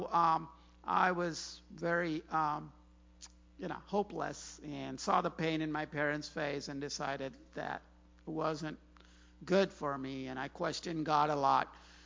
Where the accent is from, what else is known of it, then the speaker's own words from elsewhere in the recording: Chennai, Tamil Nadu, India; moved away as an adult; also born or lived in Ames, Iowa / Clemson, South Carolina; now in Virginia, United States; I was an international student, came from Chennai, India